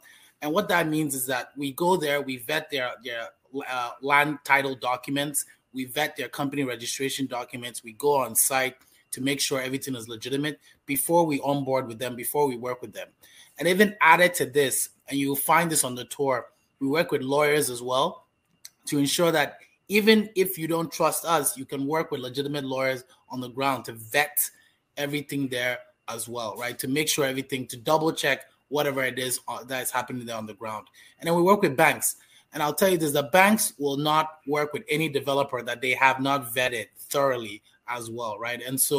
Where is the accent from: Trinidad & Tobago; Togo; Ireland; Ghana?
Ghana; Accra, Greater Accra; I was born and raised in Ghana. I've lived in many different homes in and around Accra.